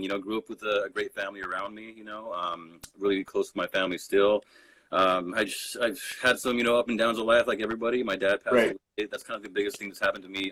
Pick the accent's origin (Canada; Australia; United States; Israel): United States; Rocky Ford, Colorado; I grew up in Rocky Ford, Colorado